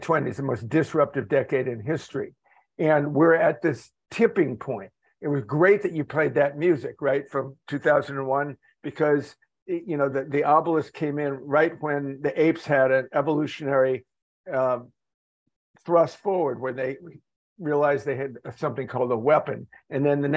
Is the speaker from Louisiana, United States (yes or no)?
no; Chicago, Illinois, United States; now in Florida, United States; I'm a native Midwestern, born and raised in Chicago. I live now in Florida